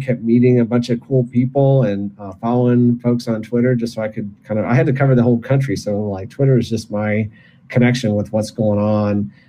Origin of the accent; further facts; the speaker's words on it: Michigan, United States; I was born and raised in Michigan